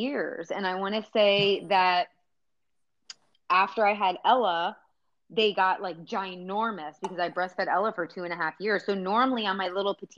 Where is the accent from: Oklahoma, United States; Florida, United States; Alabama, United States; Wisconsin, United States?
Florida, United States; South; growing up in South Florida